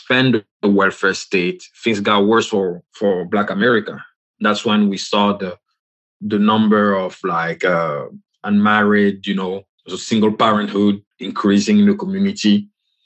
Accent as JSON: {"language": "English", "country": "Côte d’Ivoire", "moved": "yes", "said": "I'm from the Republic of Cote d'Ivoire"}